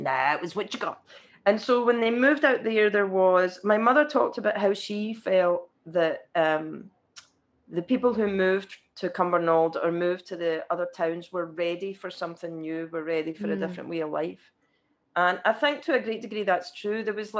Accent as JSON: {"language": "English", "region": "California", "country": "United States", "said": "I am. I'm not, actually. I'm from Orange County."}